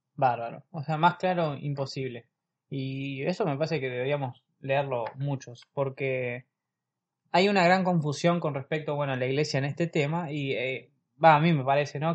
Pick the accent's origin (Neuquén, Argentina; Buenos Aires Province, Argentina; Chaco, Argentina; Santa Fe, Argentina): Buenos Aires Province, Argentina; La Plata; somos de La Plata, de la diócesis de La Plata, provincia de Buenos Aires, en Argentina.